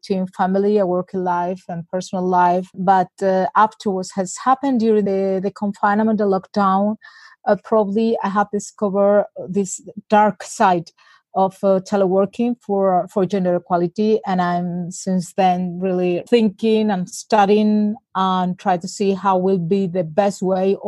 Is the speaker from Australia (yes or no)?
no; Seville, Andalusia, Spain; I spent the lockdown in Spain, in Seville, in my hometown.